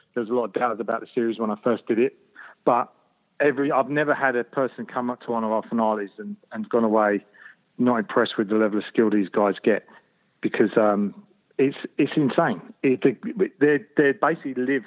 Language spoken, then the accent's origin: English; London, United Kingdom; moved away as an adult; now in Sydney, Australia; I grew up in London, so it's and not very nice part of London